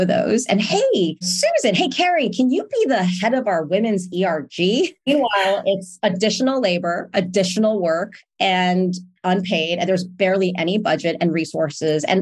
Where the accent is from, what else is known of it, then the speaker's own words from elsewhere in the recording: New York City, New York, United States; I'm from New York City originally